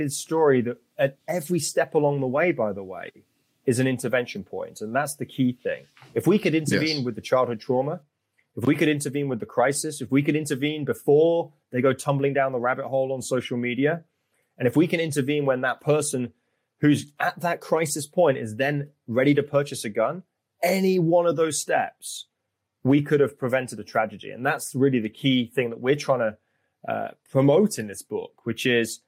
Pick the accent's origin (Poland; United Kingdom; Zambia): United Kingdom; now in United States; I grew up in Europe. I grew up in the United Kingdom.